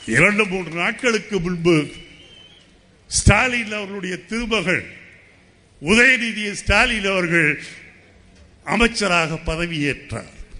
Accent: Tamil Nadu, India; ஒரு இந்தியனாக இருப்பேன் ஆனால் அதைவிட எனக்கு முக்கியம் நான் தமிழன்

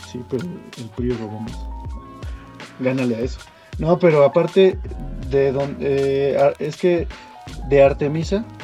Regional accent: Mexico; A lo mejor para nosotros como mexicanos es Guadalupe

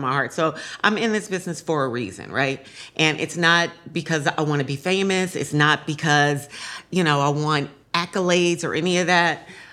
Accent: San Francisco, California, United States; I grew up in San Francisco

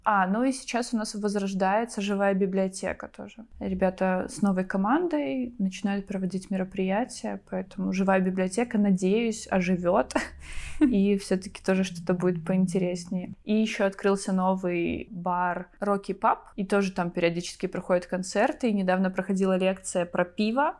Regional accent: Vitebsk, Vitebsk Region, Belarus; also born or lived in Hlybokaye District; это мой родной город

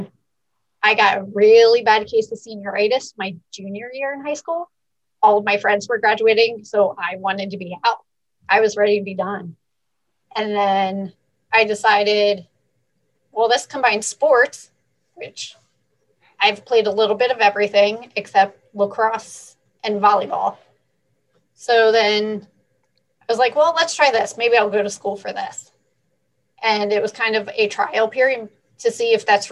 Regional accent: Upper Bucks County, Pennsylvania, United States; So I am originally from Upper Bucks County. I grew up going to Palisades High School.

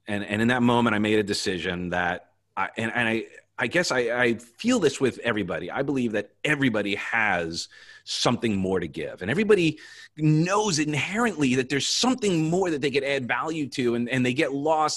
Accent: Long Island, New York, United States; now in Florida, United States; I grew up on Long Island

